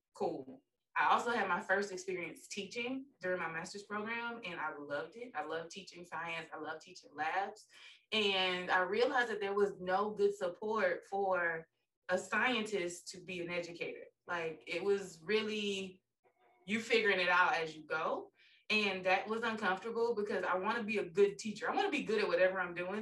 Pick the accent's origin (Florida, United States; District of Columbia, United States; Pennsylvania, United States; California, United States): Florida, United States; Pensacola; moved away as an adult; also born or lived in Jacksonville / Philadelphia; now in Atlanta, United States; I'm from Pensacola. Went to um, elementary, middle, and high school with Destiny's older brother